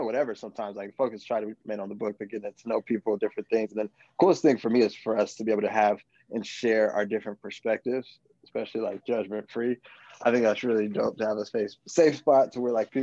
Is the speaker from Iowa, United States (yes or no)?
no; Palmdale, California, United States; also born or lived in Colorado; now in Inglewood, United States; I am from Palmdale, California. I live in Inglewood currently